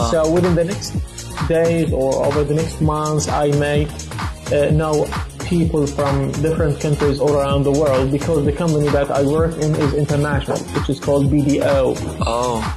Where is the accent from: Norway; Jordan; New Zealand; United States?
Jordan; I'm from Jordan. Okay, I'm 24 years old.